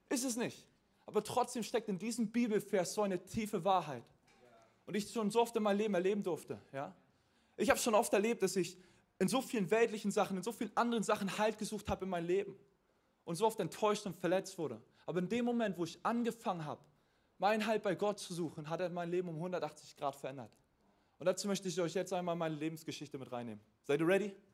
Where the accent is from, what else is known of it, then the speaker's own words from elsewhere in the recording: Mecklenburg-Vorpommern, Germany; now in Hamburg, Germany; also ich bin nicht christlich aufgewachsen. Ich komme ursprünglich aus Mecklenburg-Vorpommern.